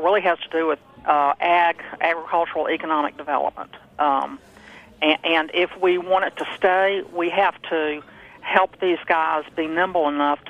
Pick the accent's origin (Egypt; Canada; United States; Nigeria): United States; Alabama; now in Massachusetts, United States; I'm from Alabama.